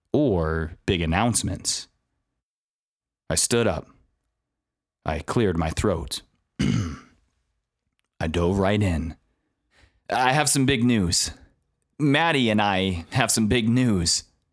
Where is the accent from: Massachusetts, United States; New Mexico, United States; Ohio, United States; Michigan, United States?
New Mexico, United States; Jefferson; It was near Bent, New Mexico, which was roughly only about an hour's drive from where we grew up in Jefferson.